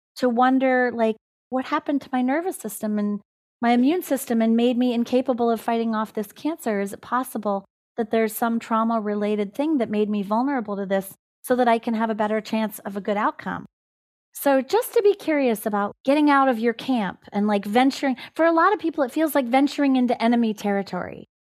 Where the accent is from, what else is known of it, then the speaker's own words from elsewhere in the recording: California, United States; this is the land that I am the caretaker of in California. And I can't abandon the land that is the place of my origin